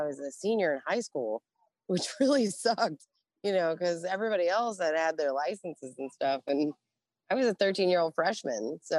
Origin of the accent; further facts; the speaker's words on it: United States; accent: East Coast; I had an East Coast accent. I grew up in the Navy.